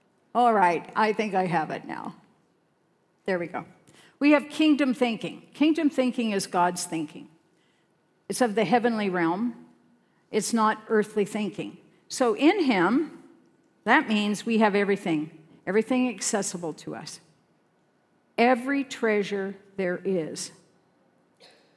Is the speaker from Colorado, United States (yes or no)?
yes; Sterling, Colorado, United States; in my town, it wasn't quite as small a town as this. It was Sterling, Colorado